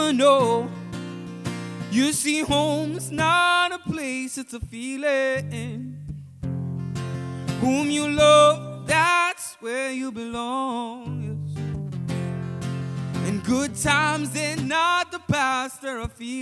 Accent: Uganda; moved away as an adult; I'm from Uganda

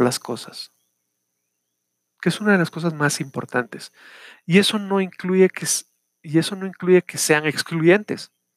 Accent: Guatemala; acá en mi país, Guatemala.

